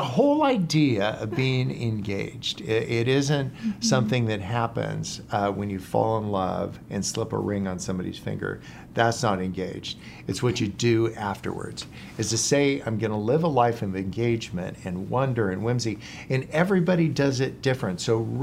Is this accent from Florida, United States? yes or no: no; California, United States; now in San Diego, United States; I grew up in the San Francisco Bay Area and then moved down to San Diego for college. And I've been here ever since.